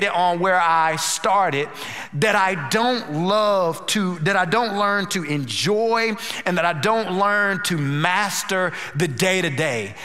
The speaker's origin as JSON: {"language": "English", "region": "North Carolina", "country": "United States", "also_born_or_lived": "Dallas", "moved": "yes", "lives_now": "Houston, United States", "said": "We're originally from North Carolina."}